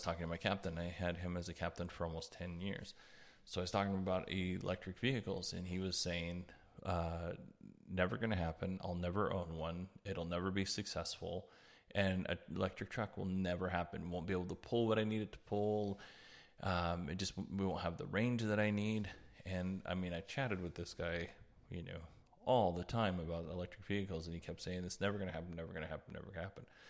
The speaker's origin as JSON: {"language": "English", "region": "Alaska", "country": "United States", "tie": "born or raised there", "moved": "yes", "lives_now": "Arizona, United States", "said": "I grew up in Alaska"}